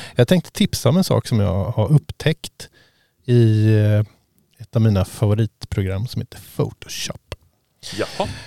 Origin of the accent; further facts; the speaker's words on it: Sweden; jag som svensk